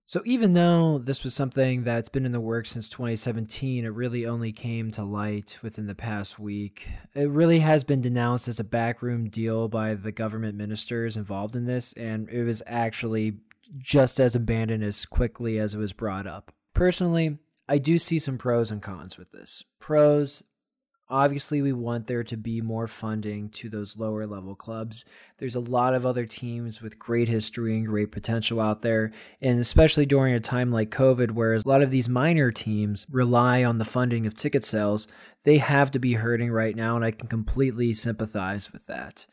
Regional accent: United States; as American fans

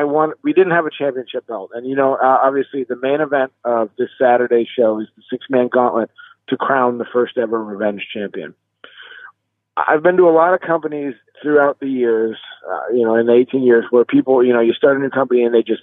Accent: Erie, Pennsylvania, United States; I was born and raised in Erie, Pennsylvania. I moved away for a while, but I'm living here again. I love my city. I'm very proud of my city. It's a smaller town, but I love it.

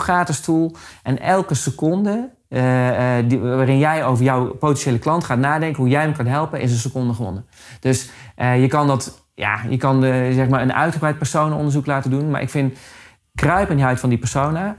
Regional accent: Amersfoort, Utrecht, Netherlands; Ik kom uit Amersfoort, dus ik ben in de regio Amersfoort

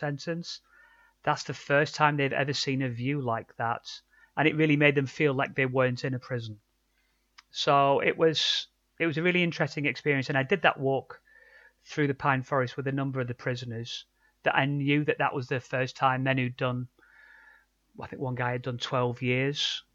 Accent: Lancashire, North West England, United Kingdom; moved away; Originally, I'm from Lancashire

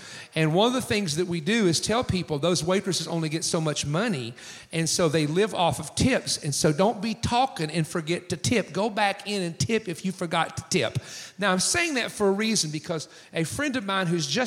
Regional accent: East Coast of the United States, United States; In my hometown, there's 380 churches in our county of 100,000 people. We are the most churched county, according to the Wall Street Journal, on the East Coast of the United States

